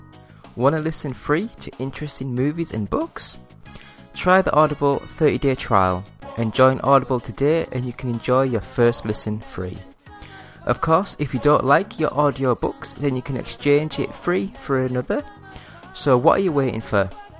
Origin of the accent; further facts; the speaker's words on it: Yorkshire and the Humber, United Kingdom; I say a fake posh. I'm from Yorkshire. It's as posh as I get, you know.